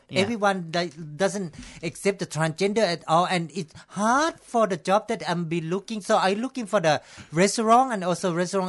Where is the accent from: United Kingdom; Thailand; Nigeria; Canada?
Thailand; English is a second language; Yeah, I'm from Thailand.